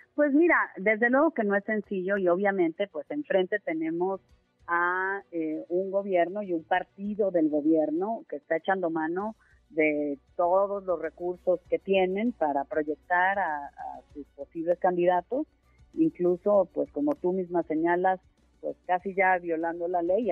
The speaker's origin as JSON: {"language": "Spanish", "country": "Mexico", "said": "como mexicanos"}